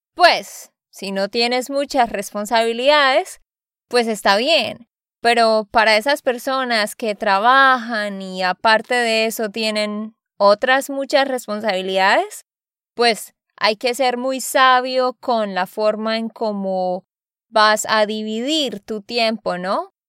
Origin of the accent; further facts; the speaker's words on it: Santander, Colombia; de Santander, Colombia